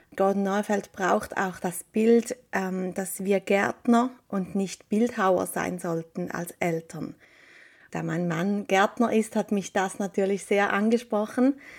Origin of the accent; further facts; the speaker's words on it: Appenzell, Switzerland; also born or lived in Eastern Switzerland near Lake Constance; Wir sind beide im Appenzellerland aufgewachsen